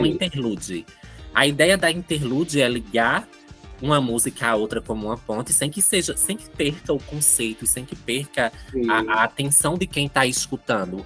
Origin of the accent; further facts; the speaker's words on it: Santa Maria da Boa Vista, Pernambuco, Brazil; now in Petrolina, Brazil; sou de Santa Maria da Boa Vista, eu vim aqui para Petrolina